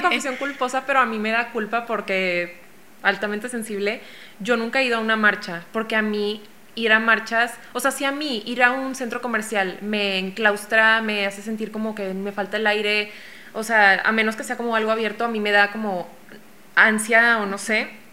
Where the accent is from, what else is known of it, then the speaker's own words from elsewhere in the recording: Mexico; yo soy una ilustradora mexicana de 26 años